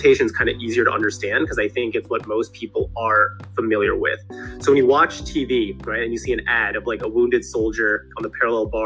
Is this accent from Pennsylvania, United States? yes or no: yes; right outside of Philadelphia, Pennsylvania, United States; I grew up right outside of Philadelphia.